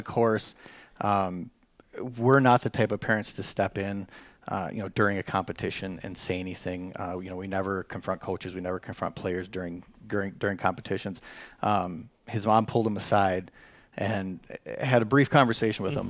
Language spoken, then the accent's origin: English; Chippewa Falls, Wisconsin, United States; I was born and raised in the Chippewa Valley here, uh, Chippewa Falls. I, I've called home my whole life.